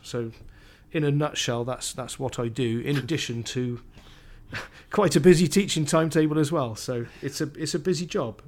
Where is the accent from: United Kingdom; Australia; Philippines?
United Kingdom; Cardiff, Wales; moved away; So I grew up in Cardiff, in South Wales.